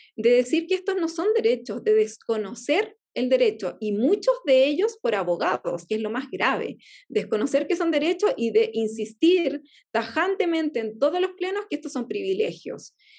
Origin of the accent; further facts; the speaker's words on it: Easter Island, Valparaíso, Chile; yo soy chilena, yo soy, eh, mi, mi etnia es Rapanui, yo hablo Rapanui, eh, crecí en, en, la, en, pero yo soy chilena